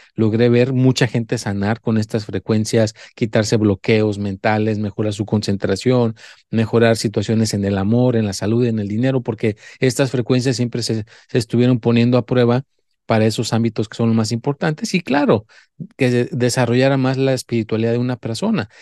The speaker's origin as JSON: {"language": "Spanish", "country": "Mexico", "said": "yo soy mexicano"}